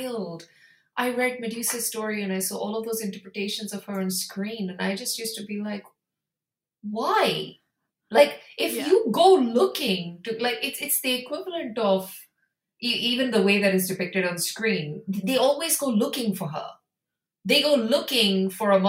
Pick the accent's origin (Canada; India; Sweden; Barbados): India; I come from India